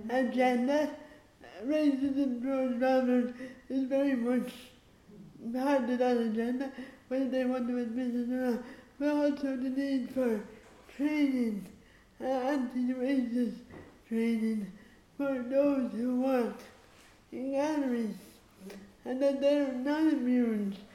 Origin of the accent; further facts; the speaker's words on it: Ireland; I'm there as an Irish female traveler playwright.